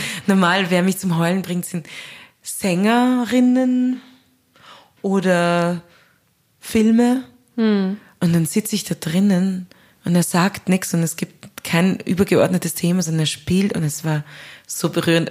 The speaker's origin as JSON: {"language": "German", "region": "Upper Austria", "country": "Austria", "also_born_or_lived": "Vienna", "said": "ich als Österreicherin, als Oberösterreicherin"}